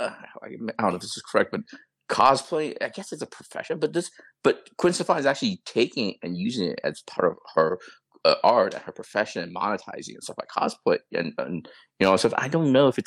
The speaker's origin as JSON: {"language": "English", "country": "United States", "said": "even me as Asian American"}